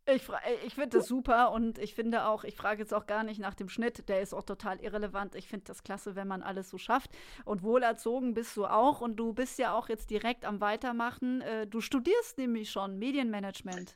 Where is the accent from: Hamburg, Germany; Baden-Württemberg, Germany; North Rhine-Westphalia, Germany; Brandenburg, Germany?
Baden-Württemberg, Germany; Münstertal; moved away; wir kommen beide aus dem Münstertal.